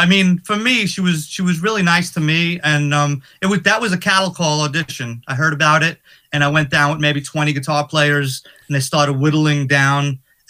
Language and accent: English; New York, United States; growing up in New York, you always dream of playing Madison Square Garden.